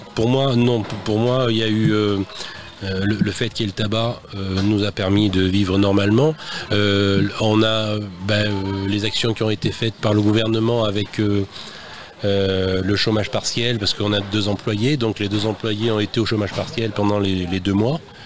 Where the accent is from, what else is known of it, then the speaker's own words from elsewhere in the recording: Saint-Léonard-de-Noblat, Nouvelle-Aquitaine, France; je suis né à Saint-Léonard et mes parents habitaient juste en face de Raymond Poulidor. Donc moi depuis tout petit, j'ai croisé Raymond Poulidor dans la rue